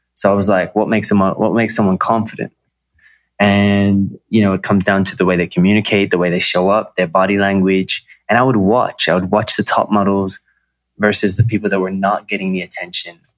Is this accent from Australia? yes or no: yes; Australia; moved away as an adult; also born or lived in Los Angeles, United States / New York, United States; now in Bali, Indonesia; I was raised in Australia. I was born in Australia